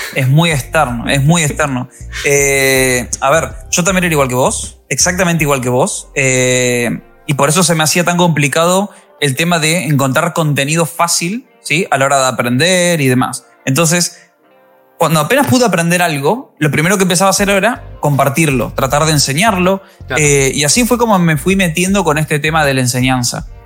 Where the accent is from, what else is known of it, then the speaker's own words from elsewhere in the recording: Argentina; moved away as an adult; now in Spain; vine para España, yo soy argentino